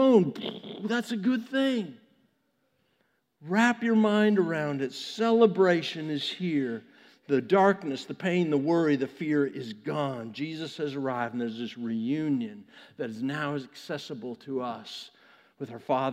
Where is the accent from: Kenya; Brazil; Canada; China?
Canada; Vancouver, British Columbia; now in United States; when the Olympics were in my hometown in 2010